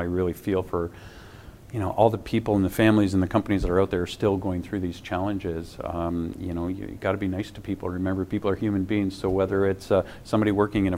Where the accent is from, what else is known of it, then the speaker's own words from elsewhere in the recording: Canada; being Canadian